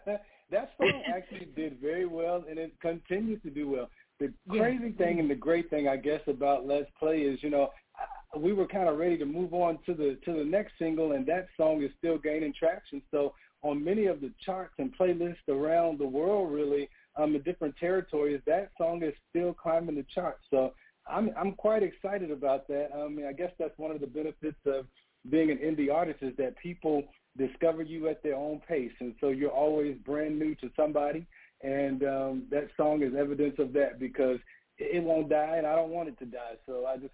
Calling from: Atlanta, Georgia, United States; I am based in Atlanta, so I'm in Georgia.

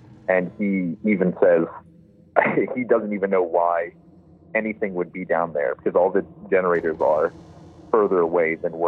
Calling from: Denver, Colorado, United States; I'm from Colorado, Denver, right outside Denver.

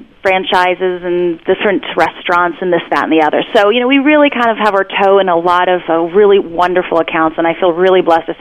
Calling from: San Diego, California, United States; I'm calling you from San Diego, California

